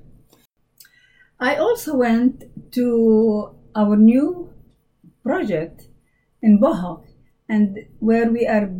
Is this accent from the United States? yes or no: no; Jordan; moved away; I'm from Jordan, the country of Jordan